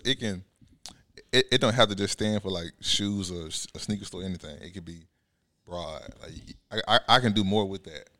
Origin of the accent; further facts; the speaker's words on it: Bessemer, Alabama, United States; twenty-six from Bessemer, like you said. Grew up in Bessemer